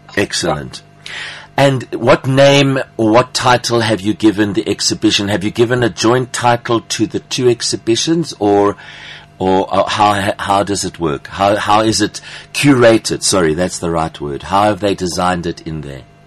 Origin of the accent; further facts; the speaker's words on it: South Africa; accent: South African Greek; my Afrikaans with my with my South African Greek accent